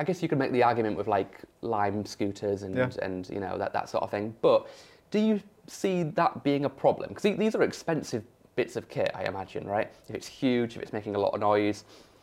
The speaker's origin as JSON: {"language": "English", "town": "York", "region": "Yorkshire and the Humber", "country": "United Kingdom", "said": "I'm from York, right? Rural area."}